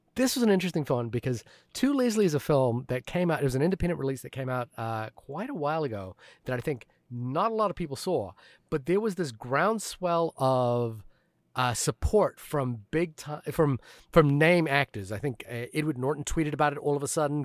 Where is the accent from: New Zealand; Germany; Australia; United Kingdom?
New Zealand; moved away; growing up in New Zealand